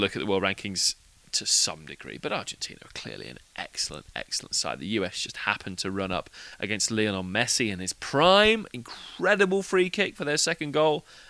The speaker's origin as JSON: {"language": "English", "region": "England", "country": "United Kingdom", "said": "being an Englishman."}